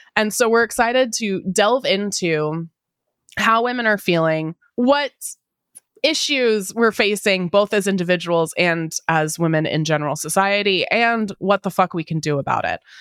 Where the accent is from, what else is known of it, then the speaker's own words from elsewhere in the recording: Pacific Northwest, United States; I'm in Seattle. I was born and raised in the Pacific Northwest